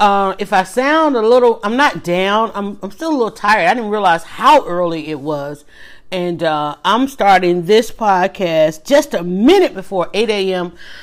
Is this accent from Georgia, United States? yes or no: yes; Atlanta, Georgia, United States; Well, I'm actually outside of Atlanta, but I was born and raised in Atlanta, started my family here, and never really lived anywhere else.